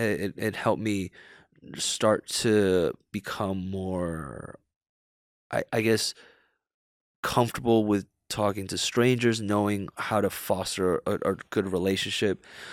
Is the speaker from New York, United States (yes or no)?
yes; New York City, New York, United States; Growing up in New York, it's, you're surrounded with a lot of negativity, actually. Like, New York City, it's kind of a cutthroat city.